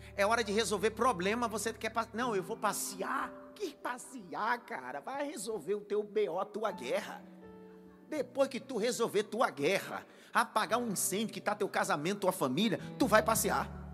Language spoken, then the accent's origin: Portuguese; Northeast Region, Brazil; eu sou nordestino